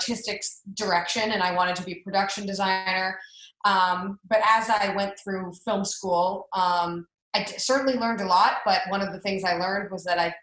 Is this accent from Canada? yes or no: yes; Canada; moved away as an adult; also born or lived in Florida; I'm from Canada